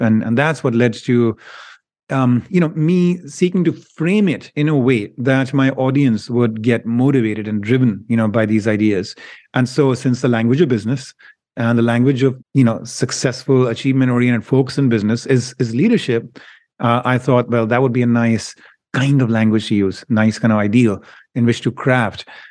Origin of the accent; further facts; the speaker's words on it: India; moved away; I grew up in India